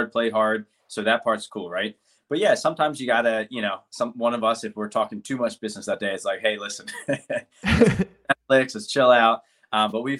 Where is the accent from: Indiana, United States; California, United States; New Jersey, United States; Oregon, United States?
New Jersey, United States; moved away as an adult; now in San Diego, United States; I grew up in South Jersey. I slowly moved to North